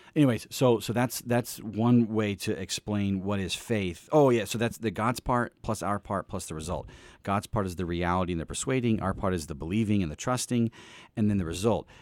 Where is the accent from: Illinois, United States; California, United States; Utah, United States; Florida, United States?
Illinois, United States; East Peoria; I grew up really in East Peoria, Illinois